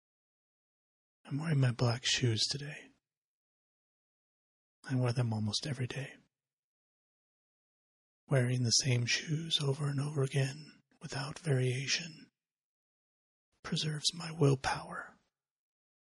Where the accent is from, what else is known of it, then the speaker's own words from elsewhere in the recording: United States; as an American